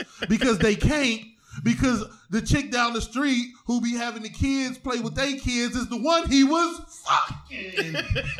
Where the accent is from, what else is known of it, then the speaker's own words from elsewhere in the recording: East Cleveland, Ohio, United States; I'm from East Cleveland, Ohio.